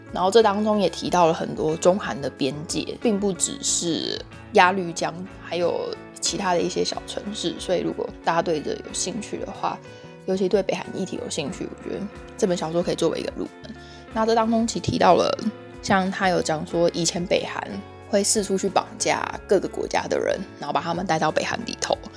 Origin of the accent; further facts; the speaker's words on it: Taiwan; 我们就是出生在相对民主、安稳、富饶的地方